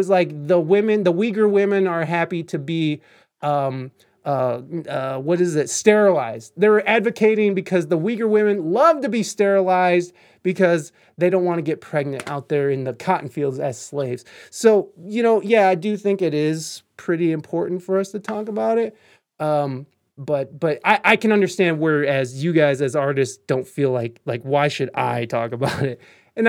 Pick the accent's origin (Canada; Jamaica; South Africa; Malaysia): Canada; you fuck freedom of speech, I'm Canadian.